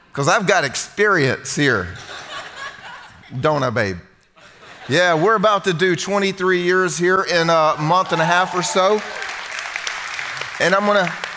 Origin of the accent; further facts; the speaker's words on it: Southern United States, United States; first language English; I'm American, as you can tell. I'm a good Southern American boy